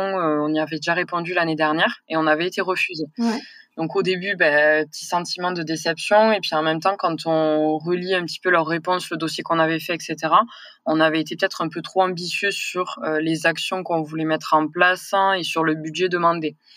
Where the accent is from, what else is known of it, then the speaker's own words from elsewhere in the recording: near Toulouse, Occitania, France; accent: southern; j'ai grandi, à mon accent, vous allez vite le comprendre que je suis du sud. Hein, donc j'ai grandi vers Toulouse, hein, dans un petit village